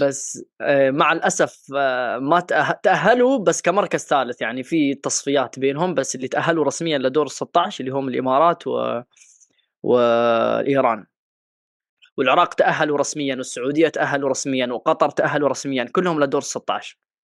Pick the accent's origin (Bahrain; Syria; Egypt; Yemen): Yemen; انا من اليمن